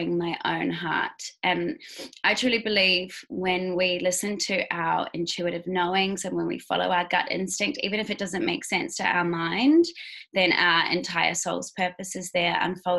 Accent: Queenstown, Otago, New Zealand; now in Bali, Indonesia; I am a Kiwi girl. Originally, I was born in Queenstown, New Zealand.

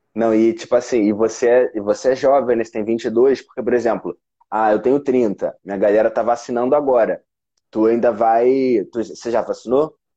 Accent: Rio de Janeiro, Brazil; also born or lived in São Paulo; Eu sou do Rio de Janeiro

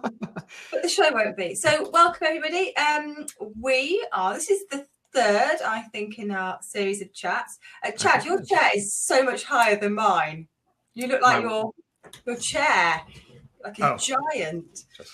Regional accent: England, United Kingdom; I'm obviously from England with my lovely accent.

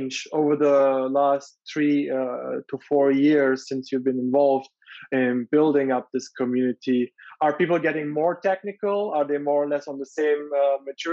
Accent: Germany; moved away; I grew up in Germany

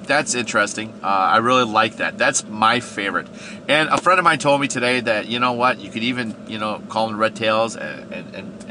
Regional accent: Wisconsin, United States; I grew up in Wisconsin

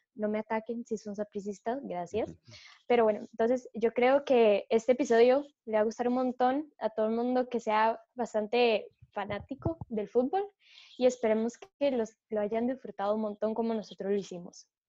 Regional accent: Costa Rica; nosotros como costarricenses

